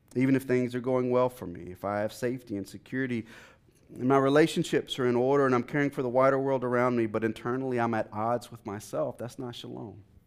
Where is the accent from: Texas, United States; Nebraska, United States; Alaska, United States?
Texas, United States; now in Washington, D.C., United States; I'm from Texas